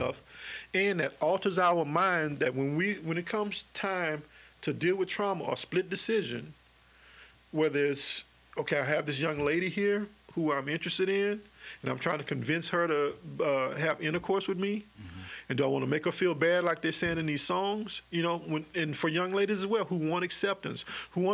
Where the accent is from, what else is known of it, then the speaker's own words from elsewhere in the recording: Dallas, Texas, United States; moved away as an adult; also born or lived in New Rose (unclear, possibly New Roads, Louisiana); now in Baton Rouge, United States; I was born in Dallas and my parents were living in a project at the time